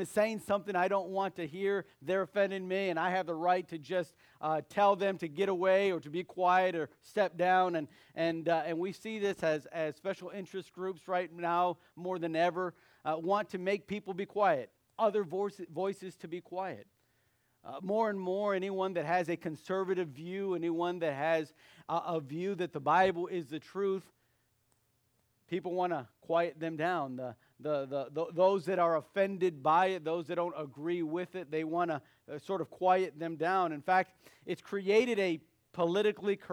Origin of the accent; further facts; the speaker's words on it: United States; I thank God that he placed me in this country, has allowed me to be born in this country.